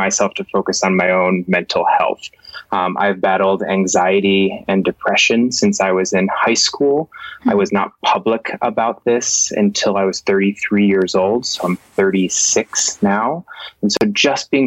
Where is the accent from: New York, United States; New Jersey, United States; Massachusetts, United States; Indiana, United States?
Massachusetts, United States; Boston; moved away as an adult; also born or lived in Colorado; born and raised in Boston, Massachusetts, born and raised, and then made my way to Colorado